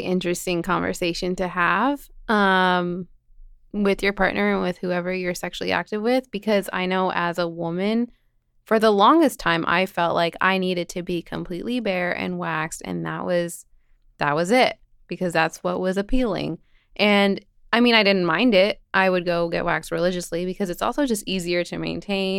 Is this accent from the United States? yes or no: no; Lebanon; moved away; I'm from Lebanon